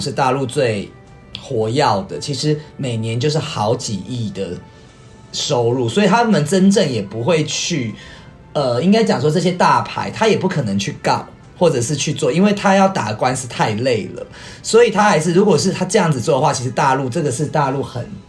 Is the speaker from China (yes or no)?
no; Taiwan; 所以回到我们台湾这边呢